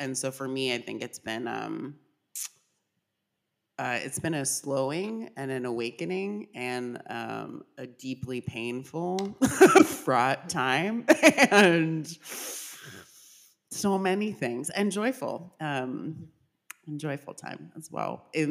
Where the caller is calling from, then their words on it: Philadelphia, Pennsylvania, United States; I'm calling in from Philadelphia, unceded land of the Lenape people.